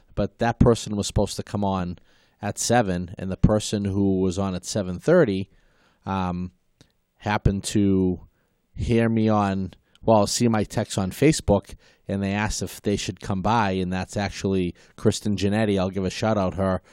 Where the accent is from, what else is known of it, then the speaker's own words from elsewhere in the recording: Malden, Massachusetts, United States; I was, uh, born and raised in Maplewood, uh, Webster Street